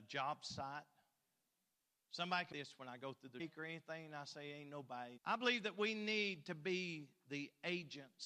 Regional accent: Phelps, Kentucky, United States; I'm from Phelps, Kentucky

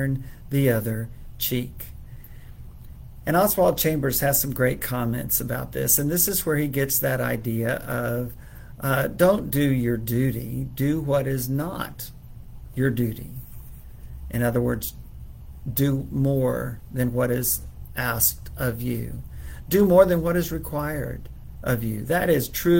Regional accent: Texas, United States; It's my home state, where I was born. I'm a native Texan, and am so proud to be living here still

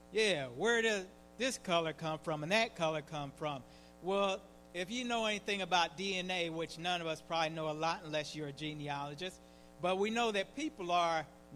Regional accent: Leavenworth, Kansas, United States; I'm from Leavenworth, Kansas, prison city.

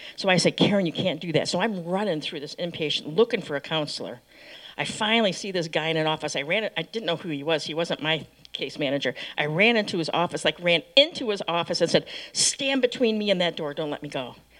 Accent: Michigan, United States; I grew up in Michigan

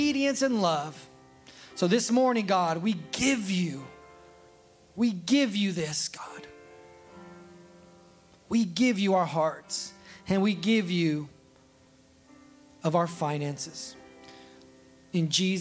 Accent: California, United States; I was born in California

